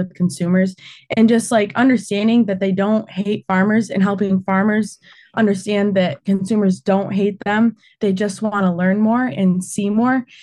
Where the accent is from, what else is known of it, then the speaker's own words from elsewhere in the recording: Alma, Michigan, United States; I grew up in Alma, Michigan, on a farm just outside of town